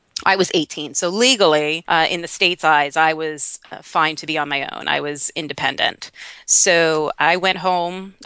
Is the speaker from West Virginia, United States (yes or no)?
no; Long Island, New York, United States; moved away as an adult; also born or lived in South Florida; now in Pittsburgh, United States; I am originally from Long Island, New York. I moved down to South Florida when I was 19 years old